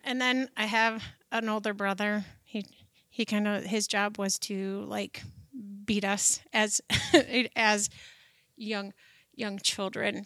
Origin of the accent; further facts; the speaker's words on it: Shelby Township, Michigan, United States; I was born and raised in, down by Pontiac, this little town, and now it's a big town, Shelby Township, Michigan